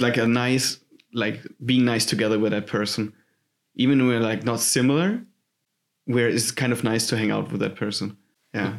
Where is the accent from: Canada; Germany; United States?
Germany; Southern Germany; English is a second language; moved away as an adult; now in Hamburg, Germany; I'm from Germany. I'm coming from this beautiful southern part of Germany with a weird language